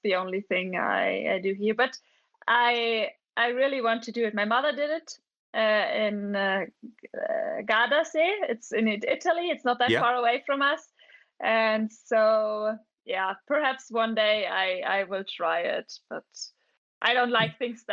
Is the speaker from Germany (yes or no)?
yes; Schliersee, Bavaria, Germany; English is a second language; I'm a biathlete from Germany. I'm living in Bavaria. I grew up in a little town with a lake. It's called Schliersee.